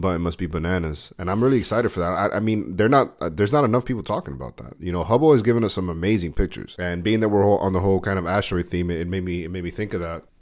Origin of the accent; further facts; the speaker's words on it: United States; I love being an American